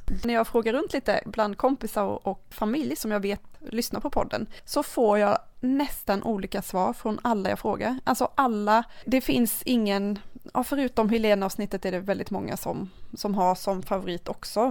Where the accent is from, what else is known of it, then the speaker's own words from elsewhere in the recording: Karlskrona, Blekinge, Sweden; jag kommer från Karlskrona